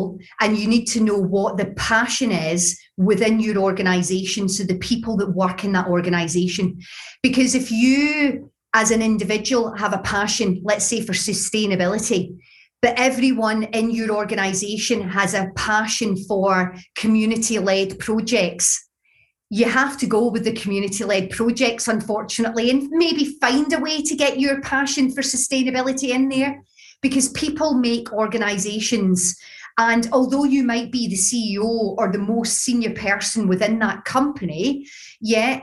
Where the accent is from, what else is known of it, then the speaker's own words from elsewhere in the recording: Glasgow, Scotland, United Kingdom; accent: Glaswegian; my Glaswegian accent